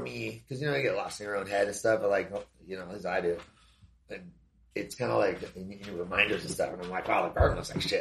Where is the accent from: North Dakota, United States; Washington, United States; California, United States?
California, United States; Southern; moved away as an adult; also born or lived in Hawaii / Thailand; now in Arizona, United States; I grew up in Southern California, like surfing and stuff